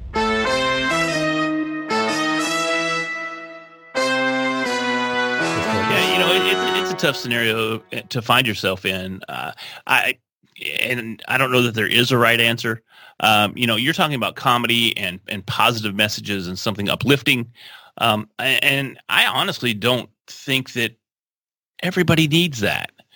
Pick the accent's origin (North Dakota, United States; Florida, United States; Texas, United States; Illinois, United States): Texas, United States; We love trucks. We're from Texas